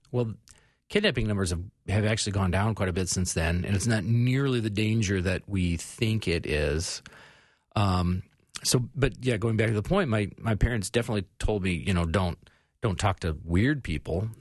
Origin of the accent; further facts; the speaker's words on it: Phoenix, Arizona, United States; I grew up in Phoenix in the eighties.